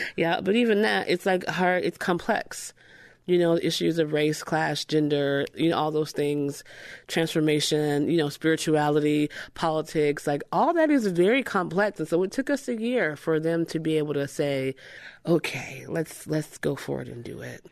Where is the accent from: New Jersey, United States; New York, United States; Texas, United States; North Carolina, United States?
New Jersey, United States; moved away as an adult; also born or lived in Atlanta, Georgia; now in Memphis, United States; I was raised in New Jersey